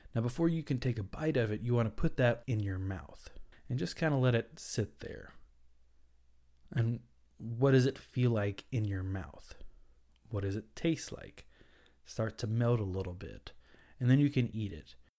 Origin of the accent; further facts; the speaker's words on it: the South, United States; I'm from the South